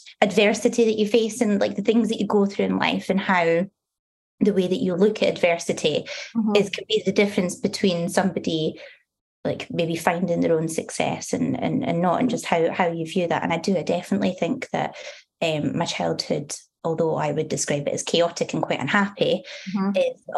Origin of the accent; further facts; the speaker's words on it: Dundee, Scotland, United Kingdom; I was born in Dundee, grew up in St Mary's.